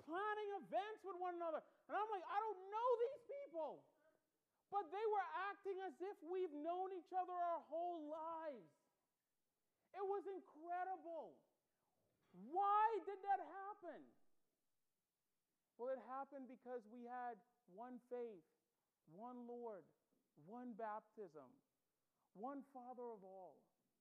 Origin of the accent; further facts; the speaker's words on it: Bahamas; accent: Bahamian; moved away as an adult; I grew up in the Bahamas. I was born there, raised there